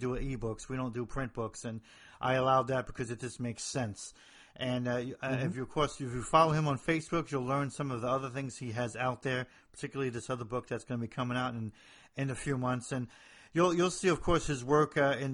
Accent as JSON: {"language": "English", "town": "Hoboken", "region": "New Jersey", "country": "United States", "moved": "yes", "said": "I'm from the north of Jersey"}